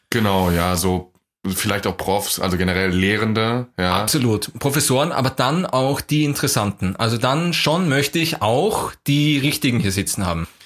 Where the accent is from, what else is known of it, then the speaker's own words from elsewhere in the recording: Vienna, Austria; weil ich komme aus Wien und du kommst aus irgendeinem Kaff in Deutschland.